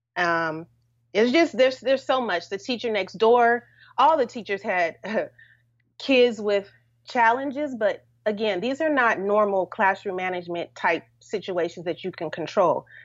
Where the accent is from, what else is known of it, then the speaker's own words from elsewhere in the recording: Los Angeles, California, United States; moved away; also born or lived in Washington, D.C.; I'm from California, Los Angeles